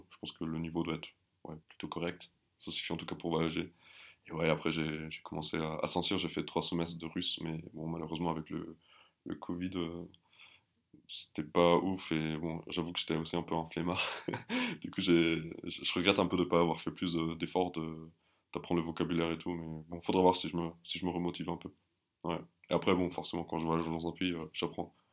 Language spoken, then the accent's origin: French; Germany; first language German; French is a second language; je parle couramment, bah, déjà l'allemand, forcément, c'est ma, langue maternelle. Euh, ma deuxième langue, c'est le français